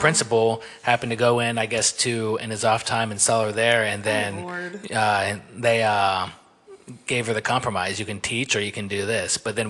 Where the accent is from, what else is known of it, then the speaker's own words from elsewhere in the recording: North Carolina, United States; moved away as an adult; now in San Antonio, United States; I grew up in North Carolina, and then like I lived in South Carolina for a couple years